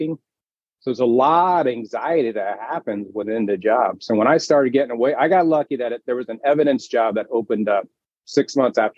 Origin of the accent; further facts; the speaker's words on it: Miami, Florida, United States; moved away; I grew up in Miami, big house, big dreams, you know, South Beach